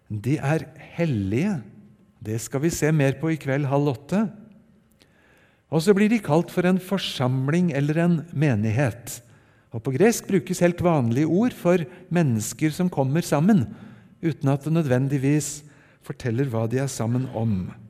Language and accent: Norwegian; Oslo, Norway; also born or lived in Japan; Jeg ble født i Japan for eh, drøyt 60 år siden og har fått vokse opp delvis i Japan og delvis i Oslo og rundt på Østlandet.